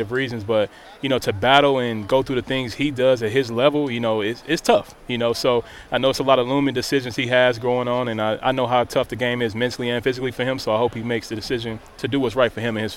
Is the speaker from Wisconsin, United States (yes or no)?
yes; Green Bay, Wisconsin, United States; getting to play for my hometown team